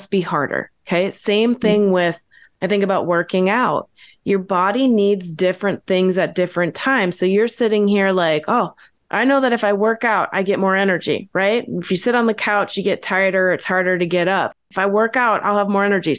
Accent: Midwest, United States; I'm born and raised in the Midwest.

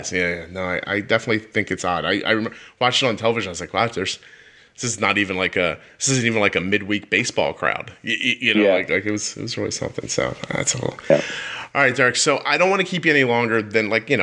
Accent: Philadelphia, Pennsylvania, United States; moved away; also born or lived in New Jersey; I'm from Philadelphia originally

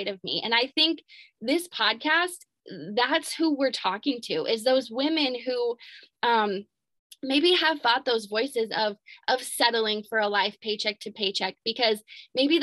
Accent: Albia, Iowa, United States; I am from Albia, Iowa, a tiny little town in Iowa.

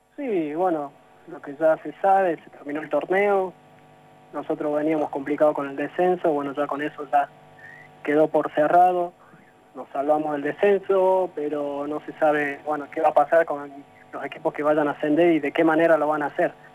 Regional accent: Jesús María, Córdoba, Argentina; now in Jujuy, Argentina; Yo soy de Jesús María

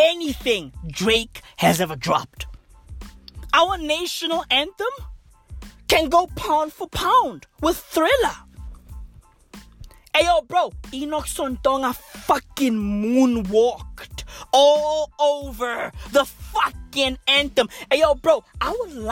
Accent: South Africa; I am South African

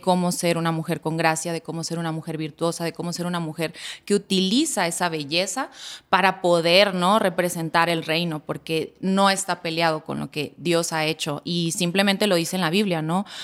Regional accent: La Paz, Baja California Sur, Mexico; mi ciudad natal, La Paz, Baja California

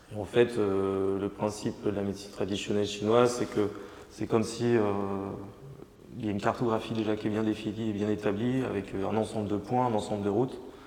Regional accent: Changé, France; je me suis installé sur ma ville natale à, Changer, Changé

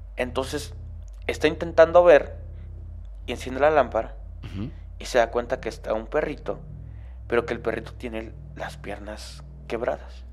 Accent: Venustiano Carranza, Chiapas, Mexico; now in Mexico City, Mexico; Yo soy de Chiapas, específicamente Carranza, Chiapas

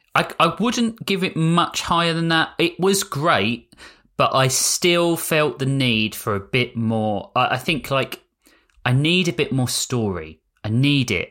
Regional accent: United Kingdom; I'm British

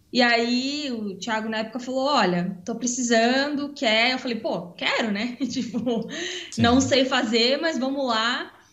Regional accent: Santa Catarina, Brazil; moved away as an adult; also born or lived in Ireland; now in Estonia; a gente é do Sul, né? A gente é de Santa Catarina

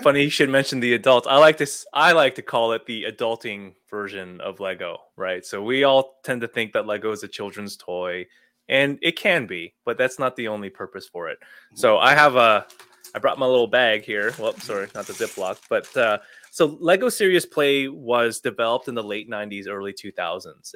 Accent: Toronto, Ontario, Canada; moved away as an adult; also born or lived in Illinois, United States; I grew up in the Toronto area, went to school here, worked here

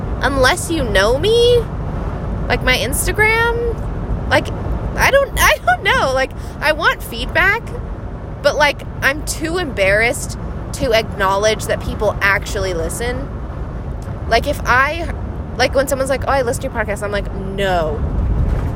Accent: Hawaii, United States; also born or lived in New York; I grew up in Hawaii

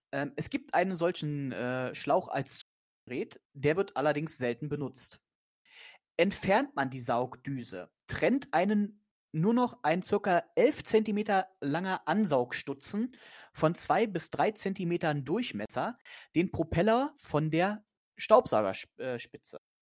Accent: Brandenburg, Germany; moved away; ich komme ja aus Brandenburg äh, gebürtig

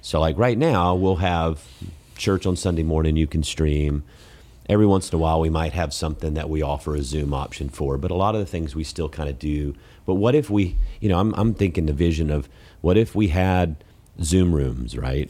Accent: Columbus, Georgia, United States; moved away; I'm from Columbus, Georgia

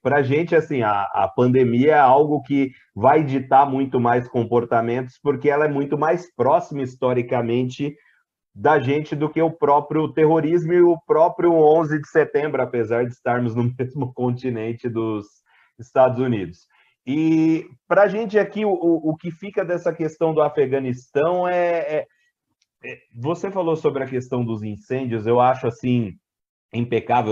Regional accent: interior of São Paulo, Brazil; accent: Brazilian; Eu estava na minha cidade natal, que é no interior de São Paulo

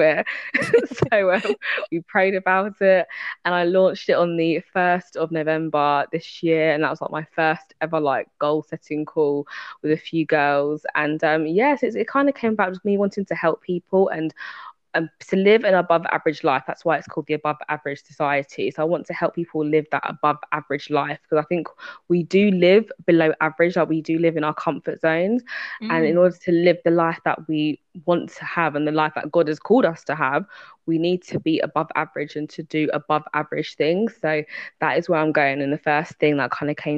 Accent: United Kingdom; accent: British; I am from the United Kingdom, as you can tell by my accent. I'm very much British.

